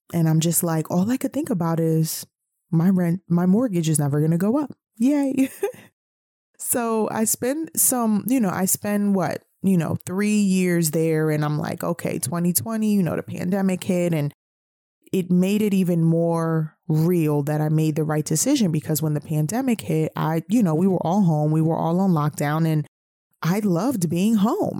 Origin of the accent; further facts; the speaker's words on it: New York City, New York, United States; moved away as an adult; also born or lived in the South (US); I'm originally from New York City